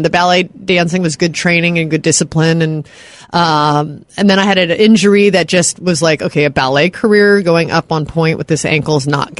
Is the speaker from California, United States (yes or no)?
yes; Los Angeles, California, United States; I'm born and raised here in LA from the Valley.